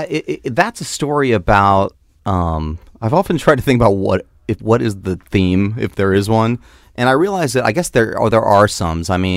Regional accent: Tampa, Florida, United States; Well, okay, the good thing that I have going for me is that I grew up in Florida. That's maybe the best thing. Growing up from Florida.

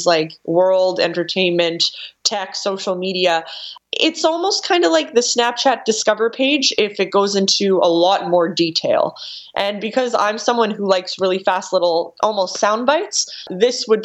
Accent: Canada; I'm Canadian

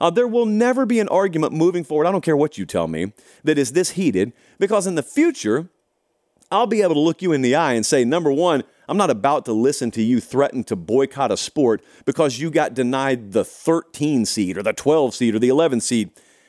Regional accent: the South, United States; but of course I grew up in the South, so I know some of you will disagree

